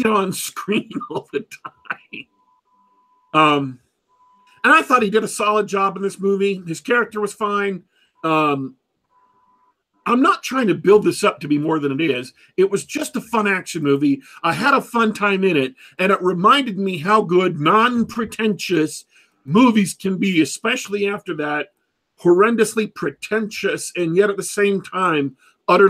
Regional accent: United States; I grew up here in America

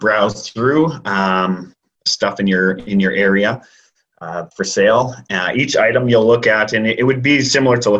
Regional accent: Abbotsford, British Columbia, Canada; I grew up in Abbotsford and it's an extremely charitable city

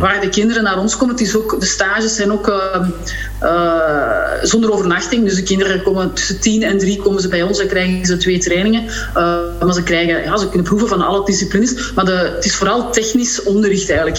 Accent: Sint-Job-in-'t-Goor, Flanders, Belgium; vanaf mijn acht jaar in Sint-Job in Schoor, dus daar was ook wel heel veel ruimte om te spelen

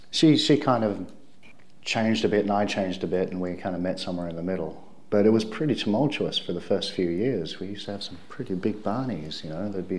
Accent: Melbourne, Victoria, Australia; moved away as an adult; now in South Korea; I'm from Melbourne, Australia.

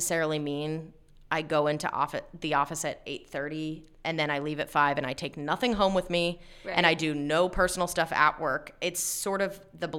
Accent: Lancaster, Pennsylvania, United States; also born or lived in Shippensburg, Pennsylvania; I was born and raised in Lancaster, went to Hempfield, went to Shippensburg, which is only about an hour and 20 minutes up the road, and then came right back

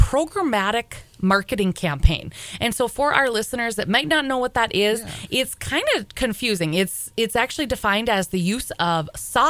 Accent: Grygla, Minnesota, United States; now in Thief River Falls, United States; my hometown of Grigla, Minnesota

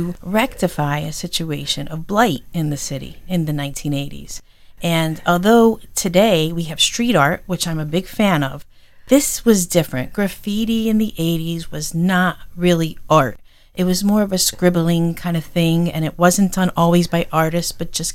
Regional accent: Pittston, Pennsylvania, United States; moved away as an adult; also born or lived in Philadelphia, Pennsylvania; now in Scranton, United States; Pittston, but that's my hometown

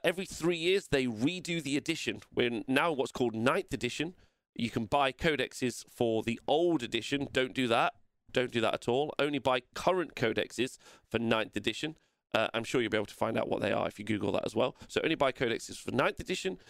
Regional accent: England, United Kingdom; I'm English

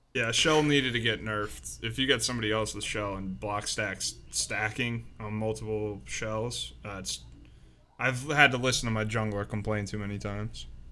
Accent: Maryland, United States; moved away; I grew up in Maryland

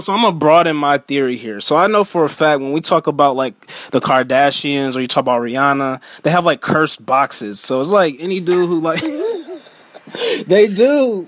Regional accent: Cleveland, Ohio, United States; I'm from Cleveland

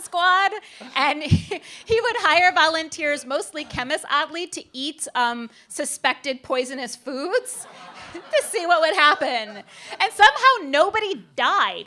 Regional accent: Cleveland, Ohio, United States; I'm from Cleveland.

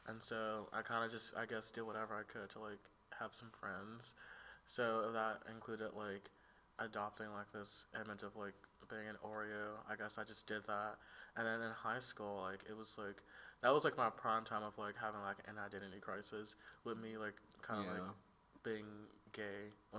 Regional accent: Tuscaloosa, Alabama, United States; born or raised there

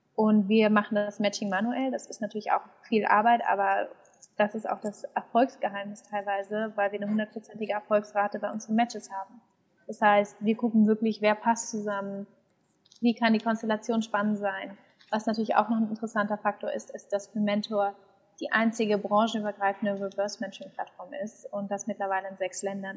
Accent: Berlin, Germany; gebürtige Berlinerin

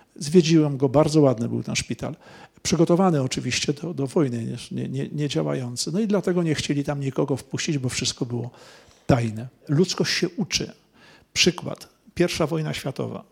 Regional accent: Poland; jestem z Polski

